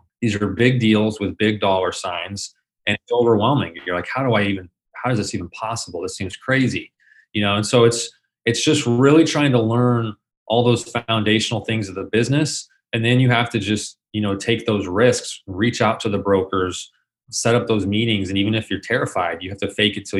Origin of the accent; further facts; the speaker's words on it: Phoenix, Arizona, United States; I was born and raised here in Phoenix, Arizona. So lived here pretty much my entire life.